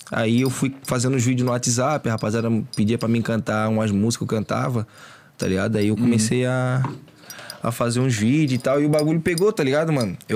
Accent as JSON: {"language": "Portuguese", "town": "Florianópolis", "region": "Santa Catarina", "country": "Brazil", "tie": "born or raised there", "also_born_or_lived": "Agronômica, Florianópolis", "lives_now": "Palhoça, Brazil", "said": "Eu nasci no centro. Só. Aí é no Morro do Mocotó, tá ligado? Pode crer. Aí depois, pequeno, eu saí de lá e fui lá pra Agronômica."}